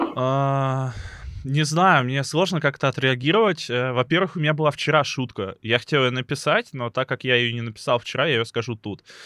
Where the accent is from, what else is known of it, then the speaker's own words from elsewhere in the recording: Lebedyan, Lipetsk Oblast, Russia; moved away; родной город э, называется Лебедянь, он находится под городом Липецк